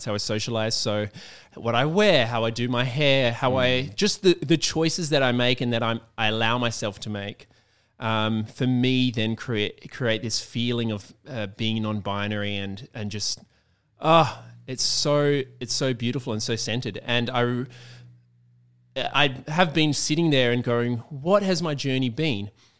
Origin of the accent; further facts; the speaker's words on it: Perth, Western Australia, Australia; like where I was in coming from Perth, which, you know, is just such a small place compared to Sydney